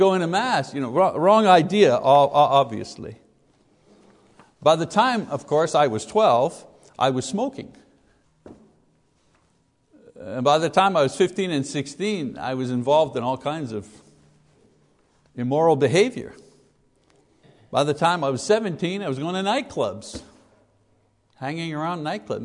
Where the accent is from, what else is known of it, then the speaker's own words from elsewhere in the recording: Quebec, Canada; when I was a kid growing up in Quebec, Roman Catholic Quebec